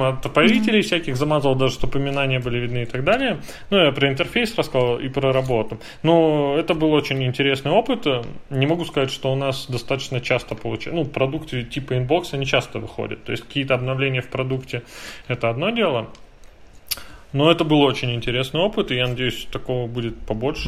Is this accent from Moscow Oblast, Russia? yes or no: no; Saint Petersburg, Russia; Я просто как питерец